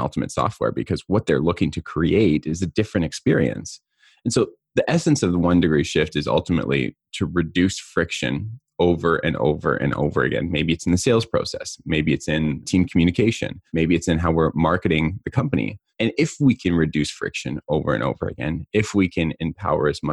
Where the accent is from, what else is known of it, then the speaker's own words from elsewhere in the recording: Southeast Kootenays, British Columbia, Canada; also born or lived in Cranbrook, British Columbia; the Southeast Kootenays where I grew up.